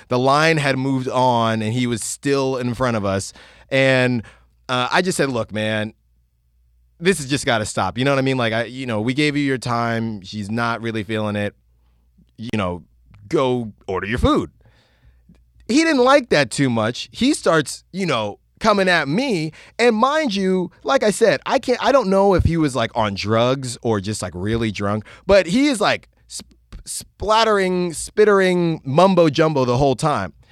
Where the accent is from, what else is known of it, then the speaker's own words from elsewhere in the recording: Virginia, United States; I was born in Virginia.